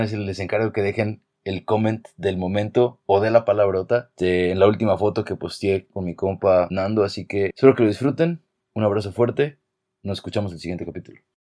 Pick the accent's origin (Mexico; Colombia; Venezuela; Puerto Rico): Mexico; now in California, United States; yo crecí más en México